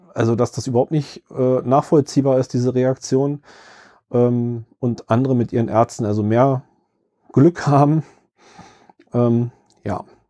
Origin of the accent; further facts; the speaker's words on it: Berlin, Germany; Ich selbst kann als Berliner